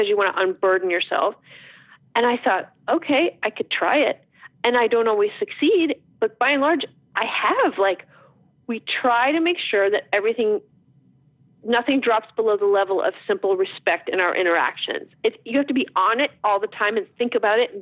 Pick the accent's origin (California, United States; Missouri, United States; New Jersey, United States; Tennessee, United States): New Jersey, United States; I'm from New Jersey